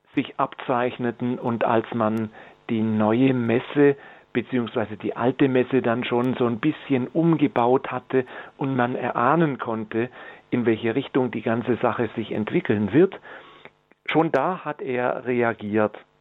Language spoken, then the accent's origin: German; Germany; bei uns in Deutschland oder im deutschen Sprachraum